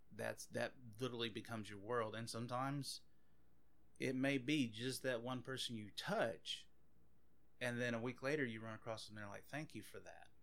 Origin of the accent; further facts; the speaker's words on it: Anacoco, Louisiana, United States; also born or lived in Oakdale, Louisiana; I grew up in Anacoco, which is about an hour north of here, a little, maybe a little less, uh, and I mean, grew up from sixth grade up until I graduated high school